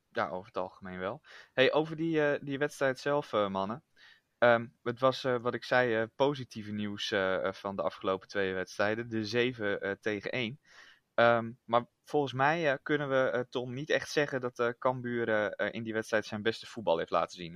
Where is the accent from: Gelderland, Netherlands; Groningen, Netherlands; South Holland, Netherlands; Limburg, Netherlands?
Groningen, Netherlands; ik kom dan niet uit Friesland officieel, maar uit Groningen